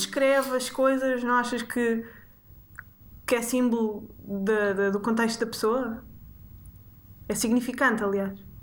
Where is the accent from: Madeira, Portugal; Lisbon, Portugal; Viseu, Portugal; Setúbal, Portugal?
Lisbon, Portugal; Sintra; cresci em Sintra